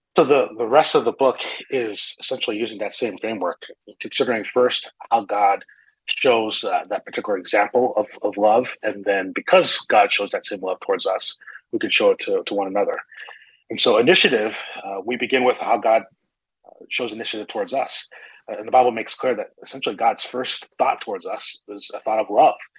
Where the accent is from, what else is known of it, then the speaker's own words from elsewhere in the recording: northern New Jersey, United States; moved away as an adult; also born or lived in Brooklyn, New York / Chicago area; now in Phoenix, United States; I was born in Brooklyn. I grew up in northern New Jersey